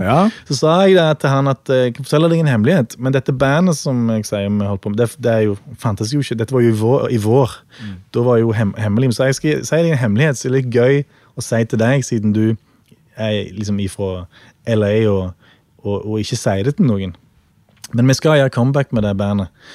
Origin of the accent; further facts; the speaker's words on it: Norway; vi er fra Norge